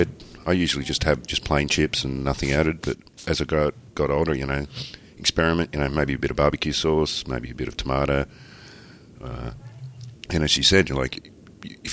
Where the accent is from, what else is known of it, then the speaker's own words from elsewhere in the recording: Australia; we're Australian